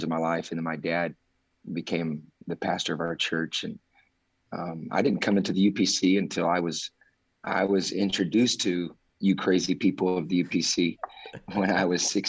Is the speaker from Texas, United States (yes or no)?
yes; Austin, Texas, United States; I was born and raised in Austin, Texas